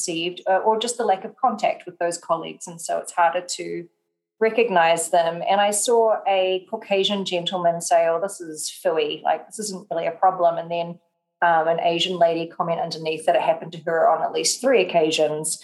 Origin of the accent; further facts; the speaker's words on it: New Zealand; I'm from New Zealand. We're pretty direct with our communication